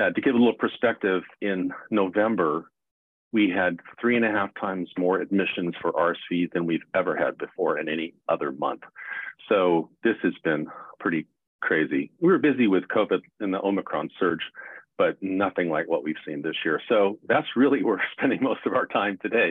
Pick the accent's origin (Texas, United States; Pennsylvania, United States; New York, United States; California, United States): California, United States; Los Angeles; also born or lived in San Diego / South Carolina / Loma Linda; I was born in Los Angeles, grew up in a family of five siblings.